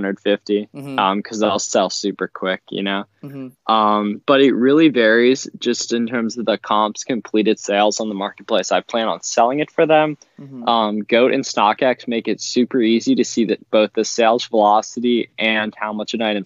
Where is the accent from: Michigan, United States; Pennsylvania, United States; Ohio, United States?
Pennsylvania, United States; I'm from Pennsylvania